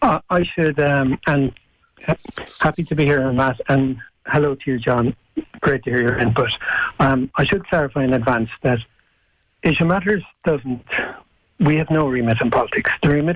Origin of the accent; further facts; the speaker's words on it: Cork, Munster, Ireland; I come from Cork myself